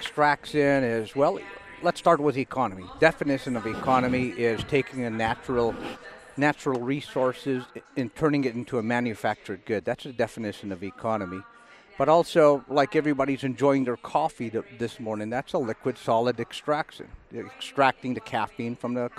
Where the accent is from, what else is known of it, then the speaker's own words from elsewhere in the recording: Allakaket, Alaska, United States; I'm from Allakaket, tribal member.